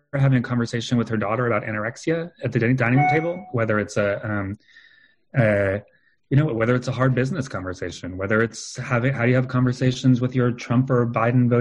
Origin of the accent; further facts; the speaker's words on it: California, United States; now in New York, United States; I'm from California